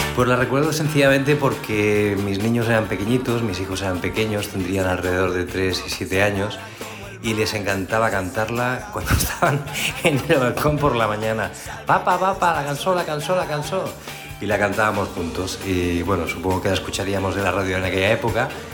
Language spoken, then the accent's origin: Spanish; Sabadell, Catalonia, Spain; soy de Sabadell